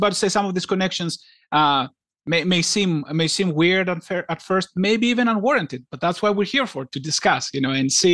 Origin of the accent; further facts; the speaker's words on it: Greece; I grew up in Greece